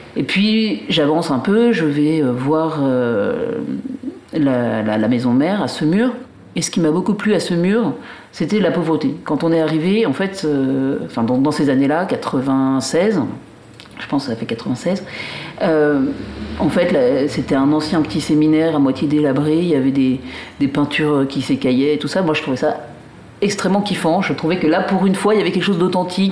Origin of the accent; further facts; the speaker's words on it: Paris, Île-de-France, France; also born or lived in Alsace; now in Brittany, France; Moi, je suis une Parisienne, enfin, d'origine alsacienne, mais euh, j'habitais à Paris.